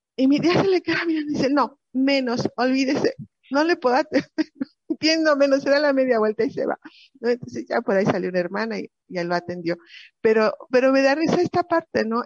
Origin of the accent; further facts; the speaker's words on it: Mexico; como mexicano